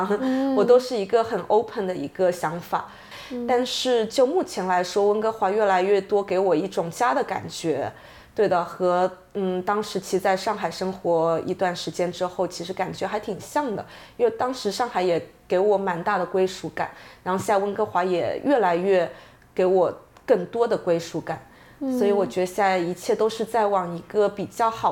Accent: Shenzhen, Guangdong, China; moved away as an adult; also born or lived in Shanghai / London; now in Vancouver, Canada; 我爸妈是上海人的生二代，对的，所以他们我是在深圳出生长大的

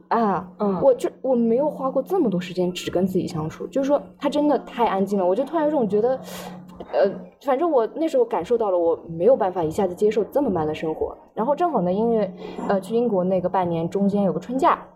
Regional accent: Shanghai, China; also born or lived in Qidong, Jiangsu; 我是出生在江苏启东，然后，但是我是小学的时候就来上海了

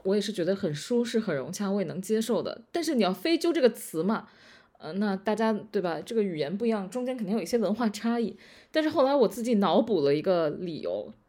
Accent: Beijing, China; 我作为北京人

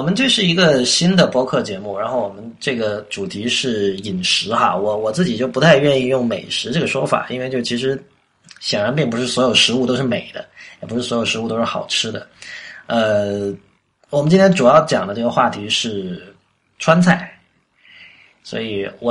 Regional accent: Guangdong, China; now in Beijing, China; 我在广东长大嘛，所以广东人吃东西比较讲究原味嘛

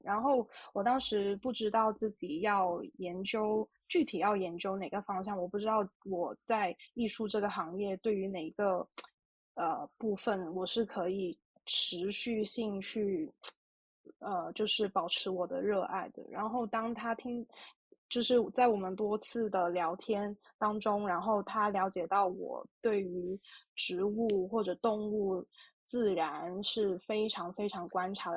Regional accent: Guangdong, China; 因为我是出生在广东嘛，然后广东是非常炎热的地区，然后很多蚊子

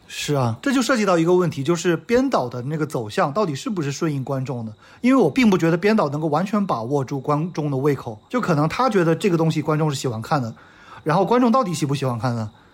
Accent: China; 我们作为中国人看不到了

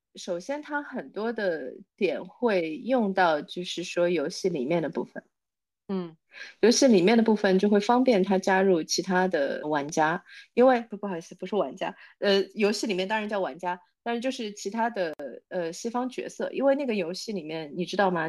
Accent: China; 我们中国人

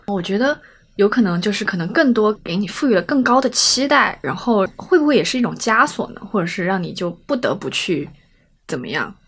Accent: Chongqing, China; accent: Chongqing dialect; 用我们重庆话说

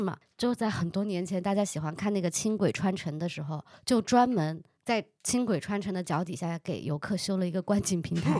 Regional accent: Yongchuan, Chongqing, China; 你们一定要来永川，我老家重庆市永川区吃兔兔

